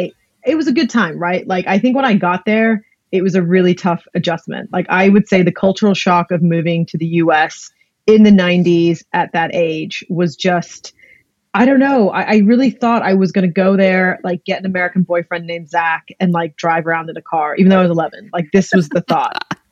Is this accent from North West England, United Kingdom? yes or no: yes; Blackpool, North West England, United Kingdom; moved away; also born or lived in Greece; I grew up in Blackpool and then the north of England. And then my dad's job actually moved us to Greece after that. So I've grown up in a few different countries